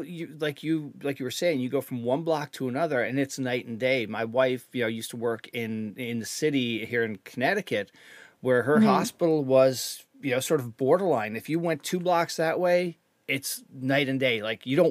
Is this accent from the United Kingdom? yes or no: no; Canada; I'm a Canadian